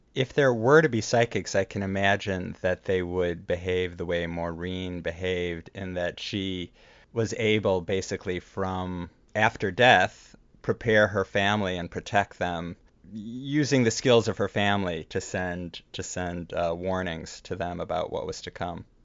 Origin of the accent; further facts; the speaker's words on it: Chicago area, Illinois, United States; now in New York, United States; we both grew up in the Chicago area